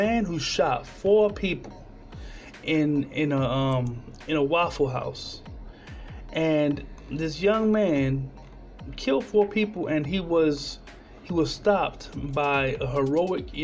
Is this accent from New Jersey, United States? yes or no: yes; Trenton, New Jersey, United States; My hometown in Trenton, New Jersey, probably still doesn't have clean water either.